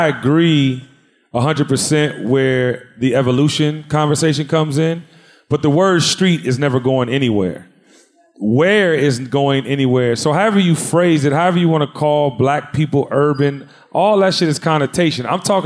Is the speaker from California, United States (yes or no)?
no; Washington, District of Columbia, United States; born or raised there; now in Atlanta, United States